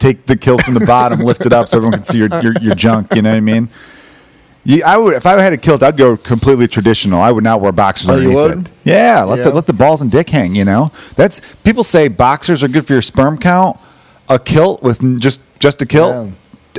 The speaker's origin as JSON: {"language": "English", "country": "Ireland", "said": "obviously, being Irish, you like to go back and forth and bust each other's balls"}